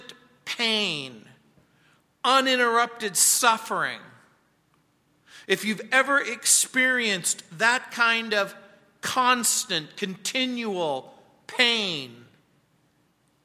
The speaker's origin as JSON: {"language": "English", "country": "United States", "tie": "born or raised there", "moved": "yes", "lives_now": "Colorado, United States", "said": "When I was a kid growing up in the Mojave Desert"}